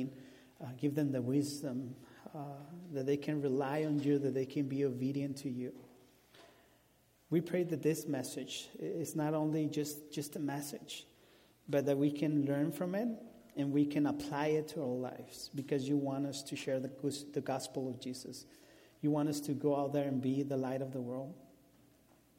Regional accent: Mexico; first language Spanish; English is a second language; now in Omaha, United States; I'm from Mexico, and he brought me to Omaha, Nebraska.

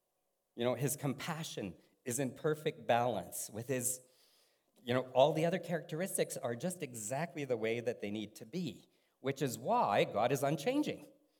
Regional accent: Germany; born there; And I was born in Germany because my dad was in the military, so I'm their little German in the house.

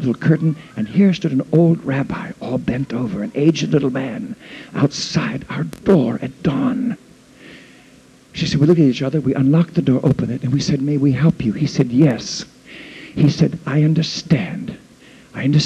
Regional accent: United States; from America

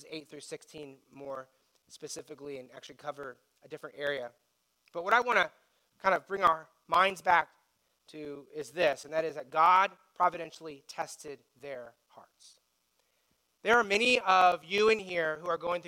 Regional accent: United States; we feel as American citizens

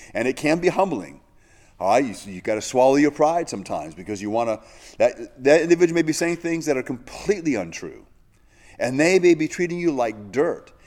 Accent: United States; American Christians

